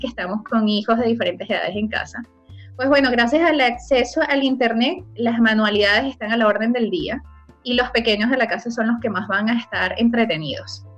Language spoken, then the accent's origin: Spanish; Venezuela; now in Chile; quienes somos de Venezuela